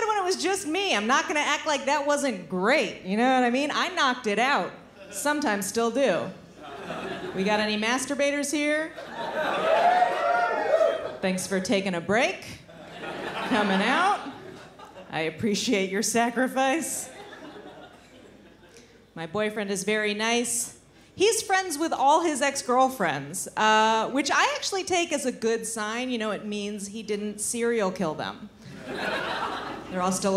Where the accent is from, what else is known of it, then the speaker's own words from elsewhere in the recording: United States; I'm visiting from America